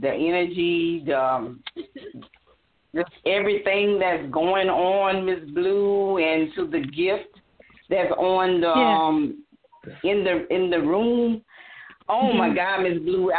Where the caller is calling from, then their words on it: Louisiana, United States; from Louisiana.